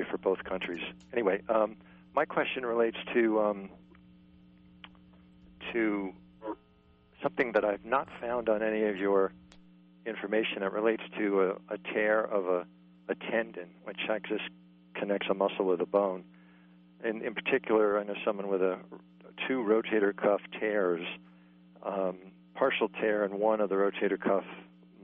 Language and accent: English; East Coast, United States; I'm from the East Coast